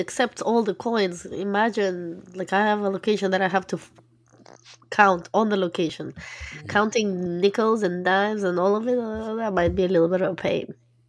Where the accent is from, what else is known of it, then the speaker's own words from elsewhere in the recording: Russia; moved away; I'm from Russia.